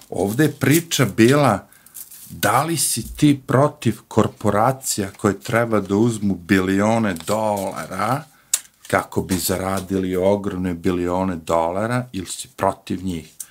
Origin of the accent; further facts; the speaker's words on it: Serbia; now in United States; mi kao Srbi